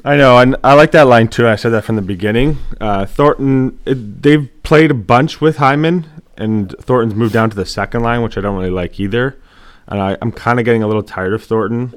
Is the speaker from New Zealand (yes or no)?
no; Canada; we grew up with fighting and, like, we watched it, uh, like, just being Canadian, it was always hockey.